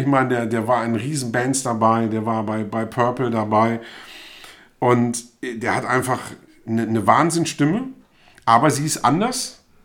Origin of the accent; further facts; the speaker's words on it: Germany; also born or lived in Bremen / Hannover; ich bin zwar in Bremen geboren, aber bin eben auf dem Land aufgewachsen